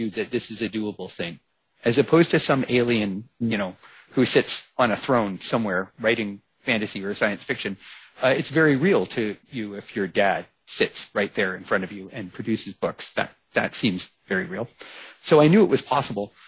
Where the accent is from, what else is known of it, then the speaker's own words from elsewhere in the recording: United States; moved away; I'm originally American